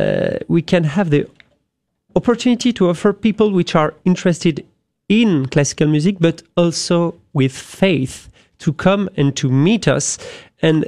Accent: France; accent: French; English is a second language; moved away; I am French, as you have guessed with my accent.

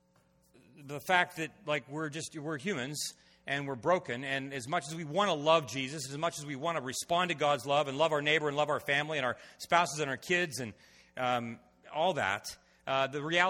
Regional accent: Ohio, United States; now in Washington, D.C., United States; I was born, reared in Ohio

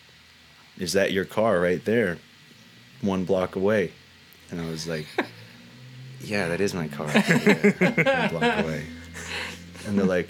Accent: south shore of Montreal, Mohawk reservation, Quebec, Canada; I grew up on the south shore of Montreal on a Mohawk reservation

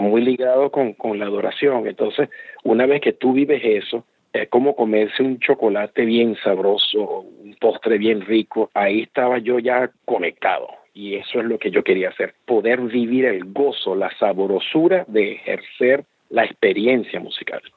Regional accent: Caracas, Capital District, Venezuela; nací y me crié en Caracas, Venezuela

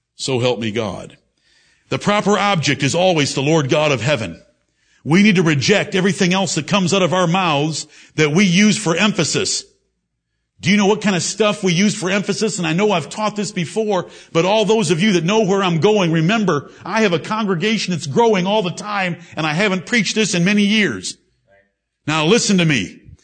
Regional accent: Michigan, United States; now in Greenville, South Carolina, United States; I come from Michigan.

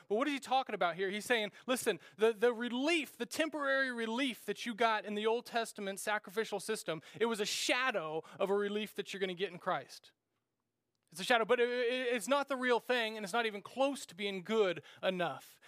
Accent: Randolph, Kansas, United States; moved away; growing up in Randolph, Kansas, uh, there was just a little gas station

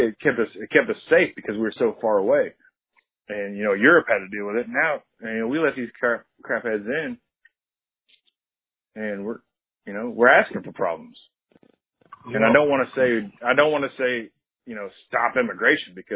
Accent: United States; We're Americans

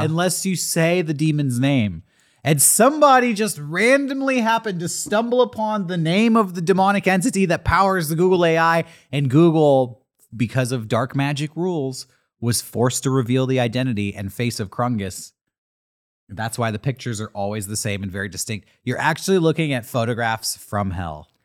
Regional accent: San Diego, California, United States; I'm from San Diego

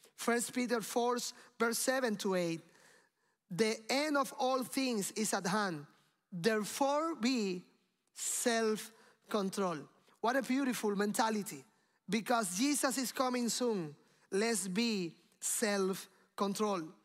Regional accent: Cuba; moved away; I came from Cuba

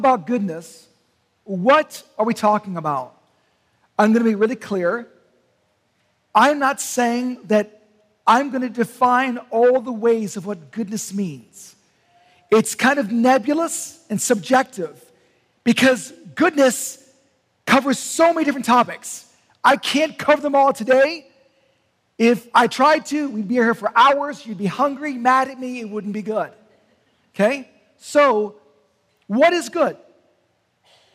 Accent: Canton, Ohio, United States; moved away; I'm from Canton, Ohio

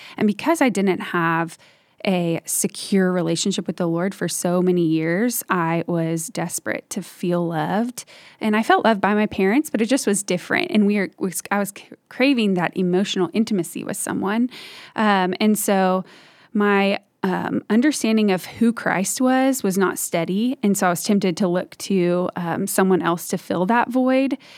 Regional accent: Dallas, Texas, United States; I am from the Dallas area and grew up here

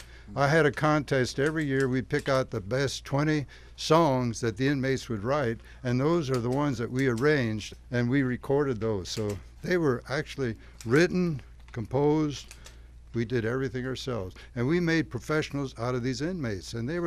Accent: Pennsylvania, United States; moved away; also born or lived in Washington; I was born and raised a Lutheran in Pennsylvania. I had that Lutheran blood in there

